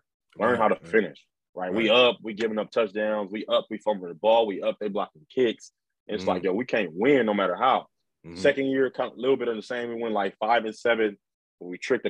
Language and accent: English; Los Angeles, California, United States; I'm from the Crenshaw district. I mean, LA.